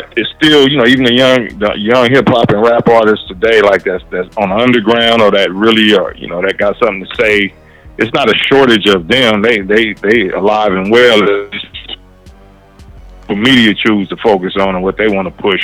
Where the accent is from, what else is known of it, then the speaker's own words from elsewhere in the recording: Los Angeles area, West Coast, United States; I'm from the West Coast, the '90s generation